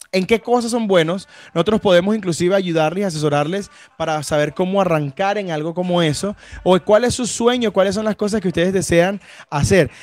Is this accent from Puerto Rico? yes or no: no; Venezuela; now in Bucaramanga, Colombia; No somos ni colombianos ni santanderianos, somos venezolanos, pero debemos decir que eh, Colombia y específicamente Bucaramanga nos ha recibido muy, muy, bien.